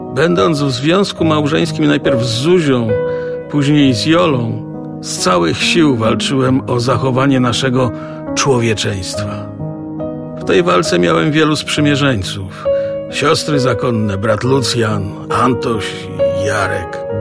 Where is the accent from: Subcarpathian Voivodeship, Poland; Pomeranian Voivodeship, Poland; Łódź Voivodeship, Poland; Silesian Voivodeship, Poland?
Silesian Voivodeship, Poland; moved away as an adult; also born or lived in Radomsko; Do 17 roku życia mieszkałem z rodzicami na Śląsku.